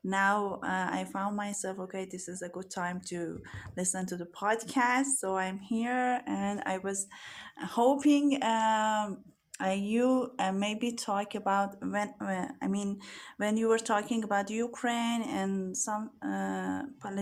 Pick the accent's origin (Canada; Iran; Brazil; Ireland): Iran; Tehran, Tehran Province; I'm from Iran, Tehran. I live in Tehran.